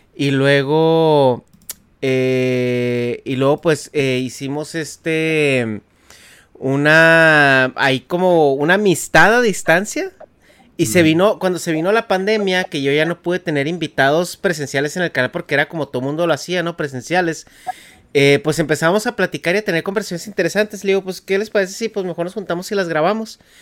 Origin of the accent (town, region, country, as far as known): Chihuahua, Mexico; born or raised there; moved away as an adult; now in United States